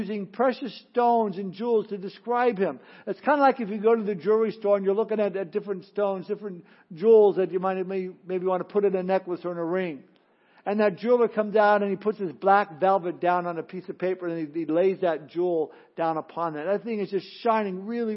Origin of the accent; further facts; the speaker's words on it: Southern California, United States; growing up in Southern California, back in the early days of Disneyland